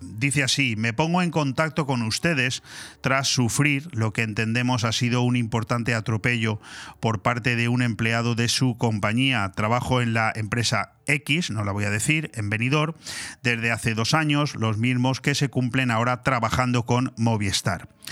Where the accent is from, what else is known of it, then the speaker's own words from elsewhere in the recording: Spain; nosotros los españoles